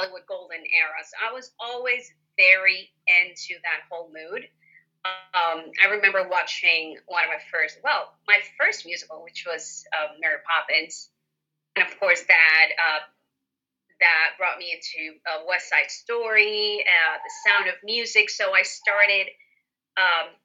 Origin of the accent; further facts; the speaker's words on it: Puerto Rico; moved away; I was born in Puerto Rico and I'm actually here right now. I've been spending the entire pandemic here with my family.